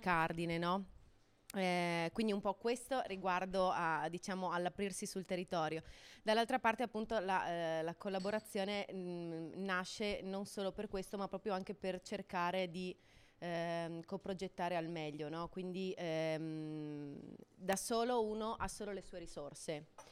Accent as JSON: {"language": "Italian", "region": "Friuli-Venezia Giulia", "country": "Italy", "said": "sono friulano"}